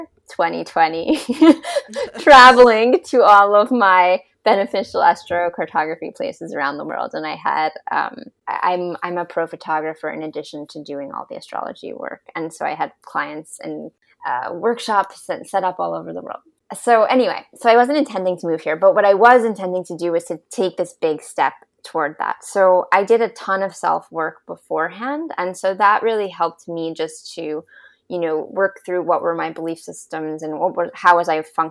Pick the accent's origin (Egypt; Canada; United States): United States; New York; moved away; growing up in New York, in a family with a lot of corporate executives